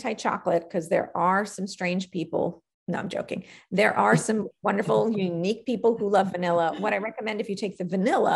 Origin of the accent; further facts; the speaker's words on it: New York, United States; I'm a New Yorker by birth